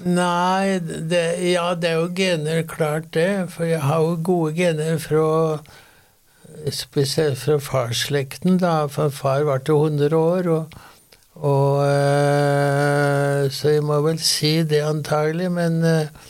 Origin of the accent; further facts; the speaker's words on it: Sør-Fron, Innlandet, Norway; now in Oslo, Norway; er jo en utvandra gudbrandsdøl